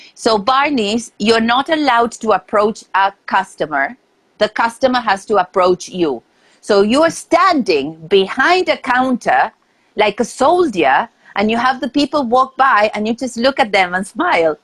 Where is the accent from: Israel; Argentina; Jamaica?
Argentina; moved away as an adult; now in New York, United States; I am originally from Argentina and I moved to New York uh, 11 years ago.